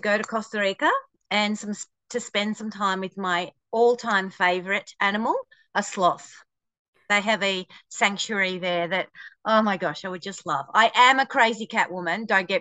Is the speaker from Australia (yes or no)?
yes; Australia; I am an Australian author.